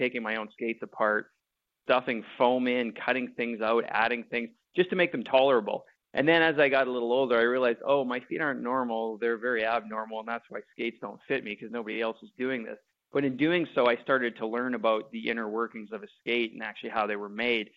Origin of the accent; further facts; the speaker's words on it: Winnipeg, Manitoba, Canada; I grew up in Winnipeg